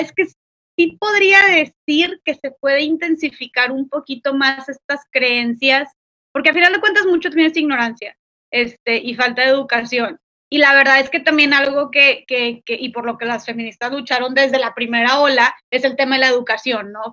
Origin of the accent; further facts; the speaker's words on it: Monterrey, Nuevo León, Mexico; soy de Monterrey, Nuevo León